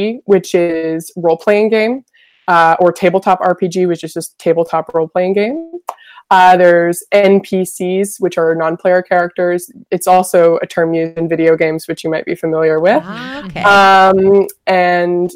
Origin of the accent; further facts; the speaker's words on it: Vancouver, British Columbia, Canada; I'm from Vancouver, Canada